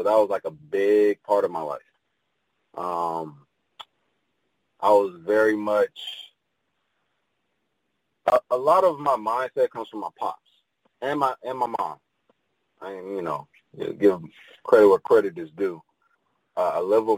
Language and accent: English; Pontiac, Michigan, United States; I'm originally from Michigan, from a small town called Pontiac, about 30, 45 minutes from Detroit.